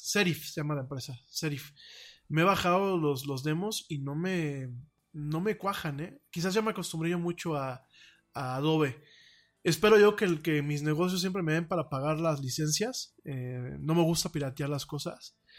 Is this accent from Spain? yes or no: no; Mexico; aquí en México